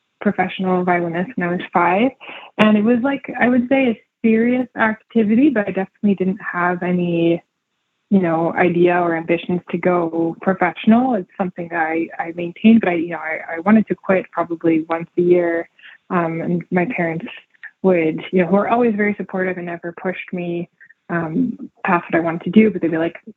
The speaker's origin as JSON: {"language": "English", "region": "California", "country": "United States", "tie": "born or raised there", "said": "I grew up in California as well"}